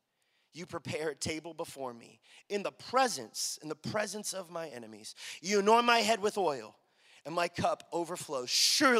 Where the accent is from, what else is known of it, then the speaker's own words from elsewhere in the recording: Dallas, Texas, United States; I'm born and raised in Dallas, right? My whole life